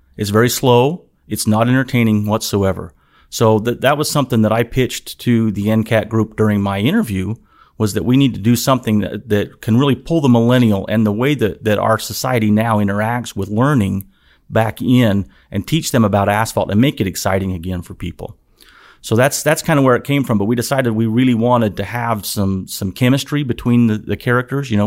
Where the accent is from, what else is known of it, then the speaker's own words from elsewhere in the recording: Utah, United States; moved away as an adult; also born or lived in Nevada / West Virginia; I, I grew up in Utah, went to school in Utah, uh, lived in Nevada a little bit as a child and as an adult